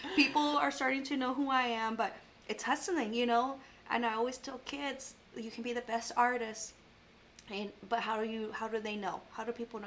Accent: Tivoli, Texas, United States; moved away as an adult; now in Corpus Christi, United States; I grew up in Tivoli.

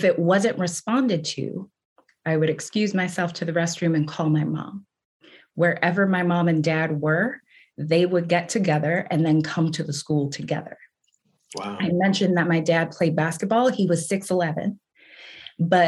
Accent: Kansas City, Missouri, United States; moved away as an adult; also born or lived in Boston / Las Vegas; I grew up in the Midwest, right? I'm from Kansas City

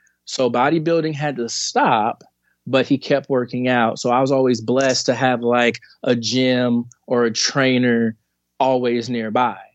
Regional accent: Evansville, Indiana, United States; I'm from Evansville, Indiana.

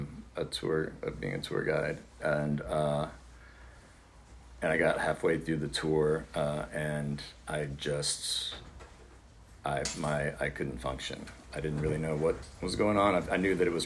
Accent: Austin, Texas, United States; moved away as an adult; also born or lived in San Marcos, Texas; I'm from Austin, by the way. And so it was either San Marcos or Austin. I hadn't lived anywhere else at that time

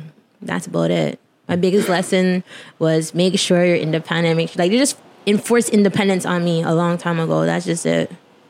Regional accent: Brampton, Ontario, Canada; also born or lived in North York, Toronto; I was born in North York, but I was raised in Brampton. Like, I could have been born in Brampton, but because I was born a twin, I had to go to some special hospital

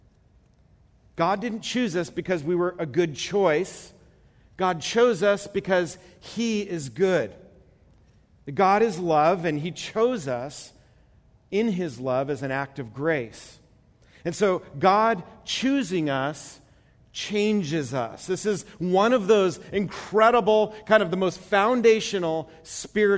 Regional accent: New York, United States; moved away; I'm from the East Coast, and so PE in New York is gym class.

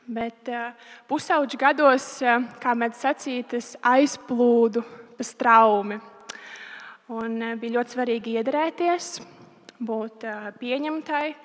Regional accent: Roja, Talsi Municipality, Latvia; Mēs eh, esam no Rojas. Un, eh, es pastāstīšu par savu bērnību, no kurienes es nāku.

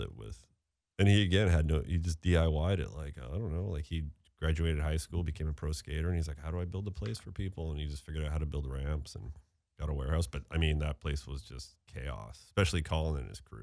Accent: Steveston, British Columbia, Canada; I grew up in Steveston, a town, which is, like, right outside Vancouver

